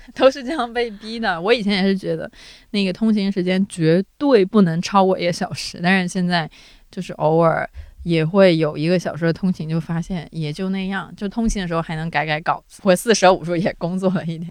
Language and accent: Chinese; Guangdong, China; now in Beijing, China; 从佛山去广州的距离，就是我在我们老家已经去了一个别的城市了